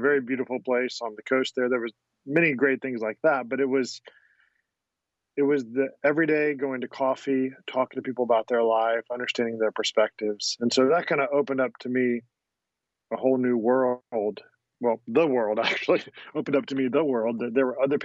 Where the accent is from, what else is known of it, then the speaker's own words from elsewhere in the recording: United States; moved away as an adult; also born or lived in Croatia / Bosnia; We grew up in a family where we loved being American.